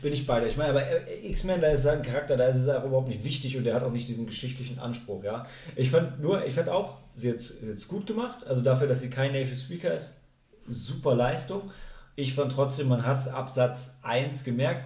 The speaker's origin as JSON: {"language": "German", "country": "Germany", "said": "als Deutsche"}